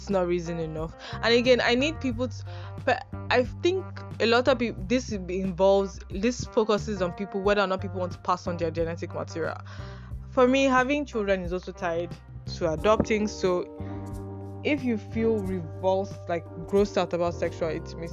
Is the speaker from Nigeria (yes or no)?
yes; Nigeria; as a Nigerian